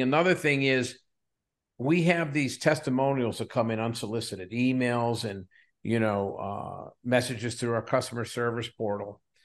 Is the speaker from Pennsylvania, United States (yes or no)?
yes; south of Pittsburgh, Western Pennsylvania, United States; moved away as an adult; also born or lived in Edinboro, Pennsylvania / Williamsport, Pennsylvania; now in California, United States; I was born and raised in a little small, uh, coal mining town south of Pittsburgh